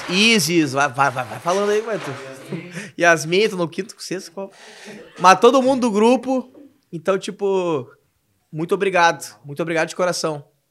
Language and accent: Portuguese; Cidreira, Rio Grande do Sul, Brazil; now in Porto Alegre, Brazil; pra mim é o meu porto seguro é cidreira é a cidade onde minha mãe mora, onde tem meus amigos, onde me criei.